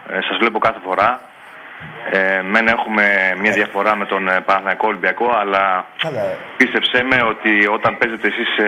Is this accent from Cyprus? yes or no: no; Troisdorf, North Rhine-Westphalia, Germany; Εγώ φίλε είμαι από Γερμανία, από το Τρόιστοφ.